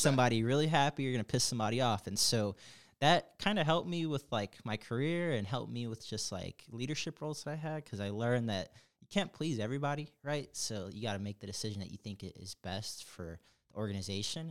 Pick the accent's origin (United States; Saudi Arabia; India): United States; Chicago, Illinois; moved away as an adult; now in Atlanta, United States; I'm from Chicago. Big, big, big Chicago, diehard Chicago person